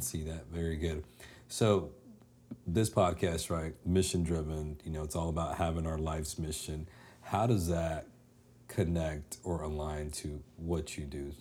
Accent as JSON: {"language": "English", "town": "Dallas", "region": "Texas", "country": "United States", "tie": "born or raised there", "said": "live in, in Dallas, growing up in Dallas"}